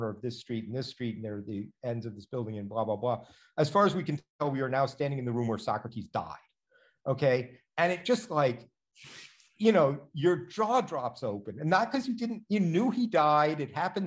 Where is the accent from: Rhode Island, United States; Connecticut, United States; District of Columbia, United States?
District of Columbia, United States; Washington; I grew up in Washington, DC